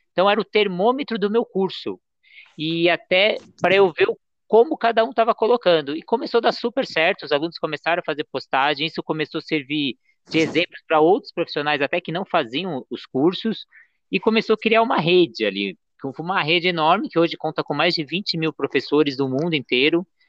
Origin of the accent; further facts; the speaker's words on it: Santos, São Paulo, Brazil; Santos, que é onde vem minha família